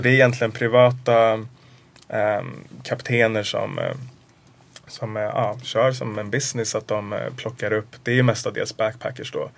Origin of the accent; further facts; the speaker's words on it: Sweden; jag är också svensk